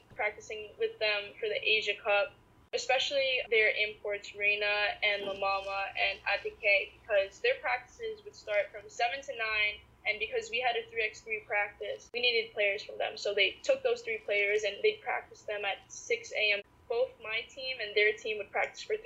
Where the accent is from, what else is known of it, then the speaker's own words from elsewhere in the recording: United States; Growing up in the States as a Filipina athlete